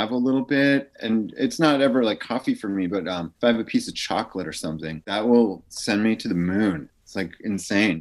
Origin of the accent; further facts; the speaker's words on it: Holliston, Massachusetts, United States; also born or lived in Allston, Massachusetts / Framingham, Massachusetts; I grew up in Holliston, Massachusetts